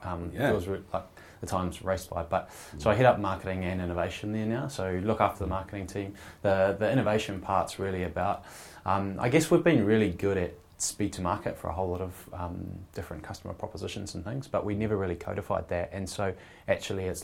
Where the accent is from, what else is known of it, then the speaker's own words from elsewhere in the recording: Dunedin, Otago, New Zealand; now in Wellington, New Zealand; Dunedin. So that's my hometown